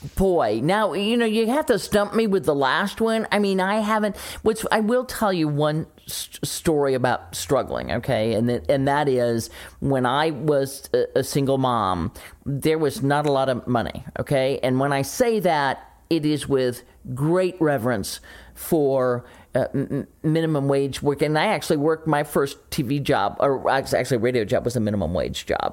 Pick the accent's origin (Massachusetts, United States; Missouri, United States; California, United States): Missouri, United States; St. Louis; moved away; my hometown, uh, radio station, Camo X in Saint Louis